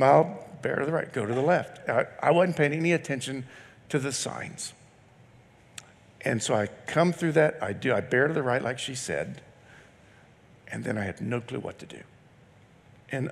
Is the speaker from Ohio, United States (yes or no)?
yes; Ohio, United States; moved away; also born or lived in Indiana; I grew up in Ohio, went to school in Indiana